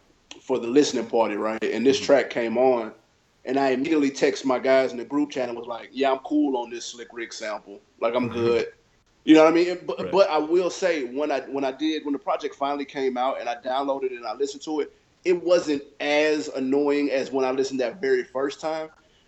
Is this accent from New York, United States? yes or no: yes; Queens, New York, United States; born there; I'm originally from, I was born in New York in Queens. So like, but I wasn't raised.